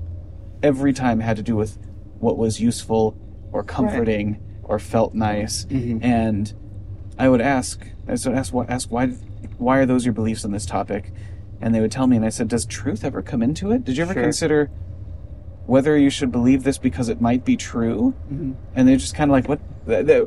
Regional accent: United States; as an American

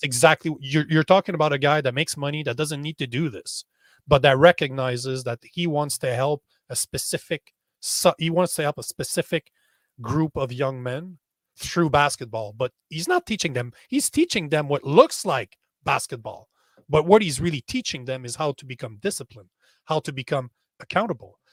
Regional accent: Canada; as a Canadian

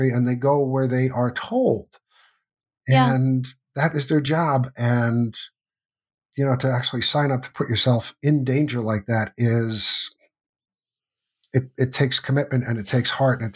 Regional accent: United States; growing up in the United States

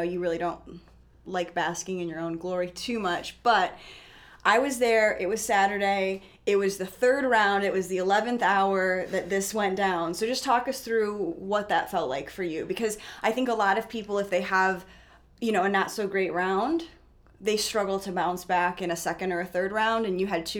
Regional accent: Midwest, United States; I'm from the Midwest, as you guys know, probably, I mean, just by my accent.

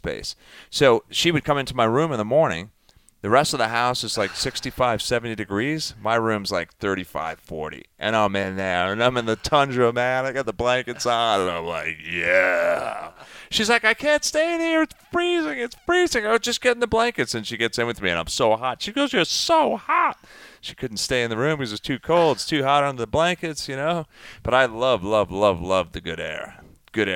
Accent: East End of Long Island, New York, United States; now in Sun Valley, United States; I grew up on the East Coast, and it was wet. You know, it's very moist in East End of Long Island

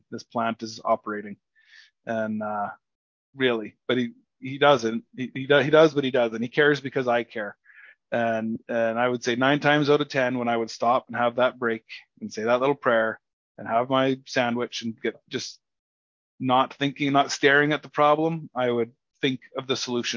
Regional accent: Sparwood, British Columbia, Canada; I was born and raised in Sparwood, British Columbia, Canada, small little tiny podunk town.

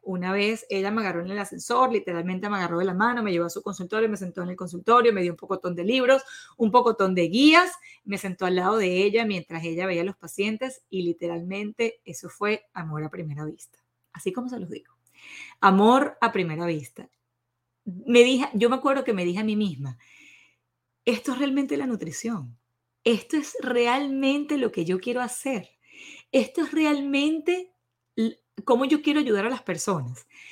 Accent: Venezuela; soy orgullosa venezolana

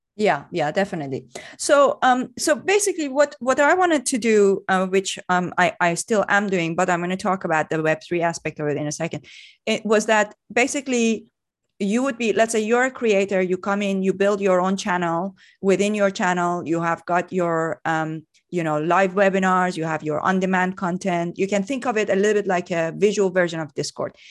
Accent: Iran; moved away as an adult; I, I grew up in Iran. Um, I left Iran, uh, when I was twenty-three

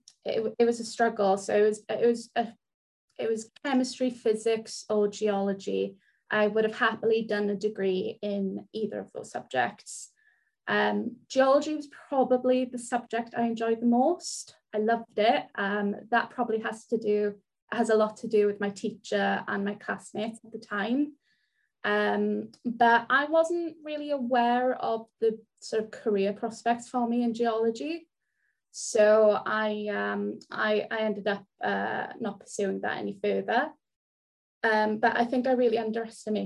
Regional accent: South Wales, United Kingdom; first language Welsh; English is a second language; I lived in a tiny little village in South Wales, the type of place where everyone knows everything about you and everyone else

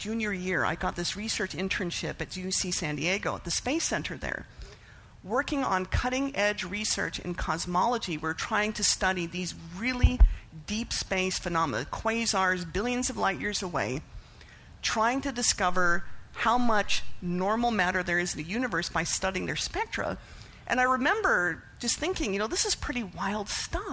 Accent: Canada; I was raised atheist in Canada, which is a pretty secular country

